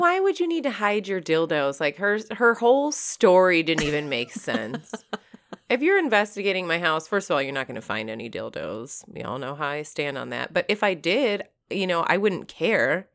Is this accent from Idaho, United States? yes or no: no; Michigan, United States; I grew up in Michigan.